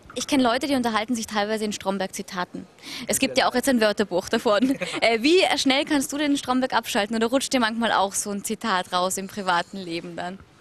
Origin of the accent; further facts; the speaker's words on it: Austria; Ich als Österreicherin